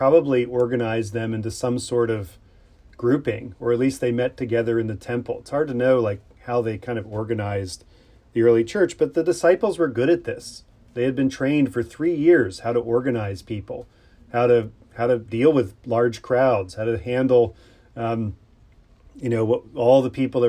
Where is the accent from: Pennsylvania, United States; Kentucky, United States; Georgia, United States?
Pennsylvania, United States; I grew up in Pennsylvania, the Keystone State